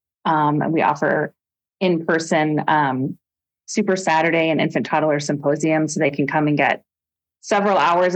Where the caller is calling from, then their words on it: Anchorage, Alaska, United States; I am joining from Anchorage, and I'm really happy to be here.